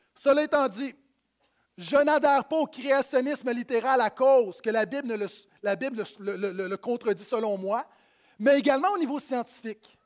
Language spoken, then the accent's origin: French; Quebec, Canada; je viens d'ici, euh, mais mes ancêtres viennent de France.